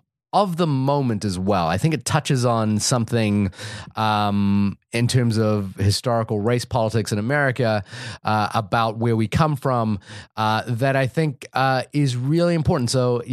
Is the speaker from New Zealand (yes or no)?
yes; New Zealand; Like, even me, I grew up in New Zealand, and I saw pieces of my growing up in that film.